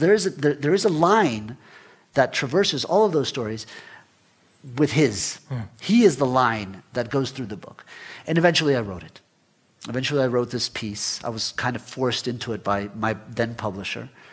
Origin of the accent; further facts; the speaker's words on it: Florida, United States; also born or lived in Guatemala; I was born in Guatemala but left when I was 10 with, with my family and grew up in, in, in Florida